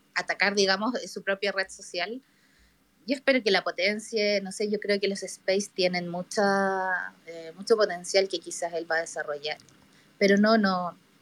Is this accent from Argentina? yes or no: no; Chile; soy de Chile